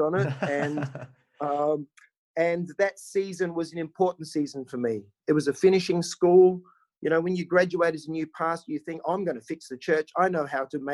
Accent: Barossa Valley, South Australia, Australia; moved away as an adult; now in Perth, Australia; I grew up in rural South Australia. I'm from the Barossa Valley

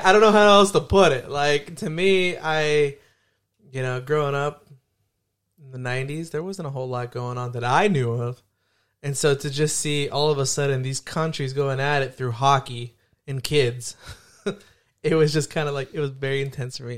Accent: Hayward, California, United States; growing up in Hayward

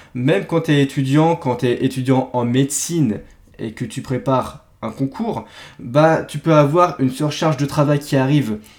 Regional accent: Brittany, France; je suis breton

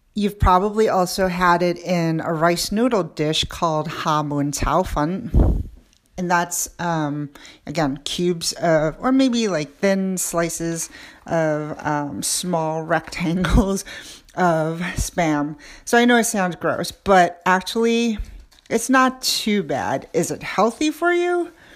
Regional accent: New York City, New York, United States; I grew up in New York City

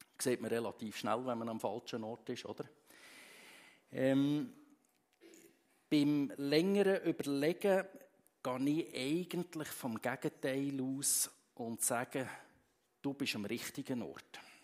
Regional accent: Switzerland; bei uns in der Schweiz

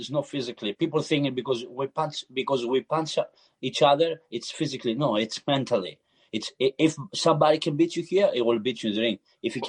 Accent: Larissa, Thessaly, Greece; English is a second language; moved away as an adult; also born or lived in Toronto, Canada; now in Los Angeles, United States; I'm from Larissa. I was born in Larissa. In the middle of very beautiful place, very warm, very hot, nice people, hospitality.

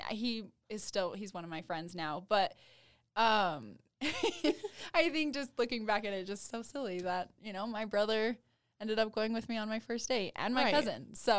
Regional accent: Ogden, Utah, United States; I'm from Ogden

